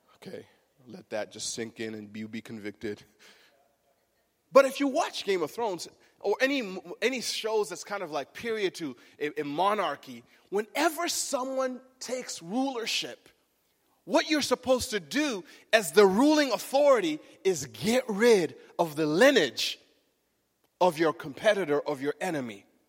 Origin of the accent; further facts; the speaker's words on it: Michigan, United States; the wedding was in Michigan, in our hometown.